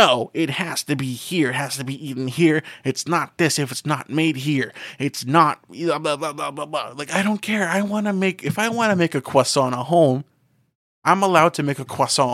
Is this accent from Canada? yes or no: yes; Canada; moved away; difference between my hometown and where I live now, is it's like hilly.